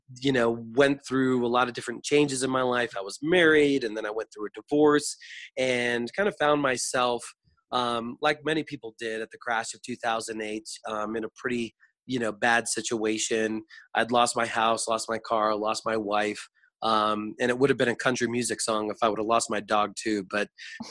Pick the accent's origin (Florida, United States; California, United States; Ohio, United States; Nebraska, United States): Florida, United States; I was born and raised in Florida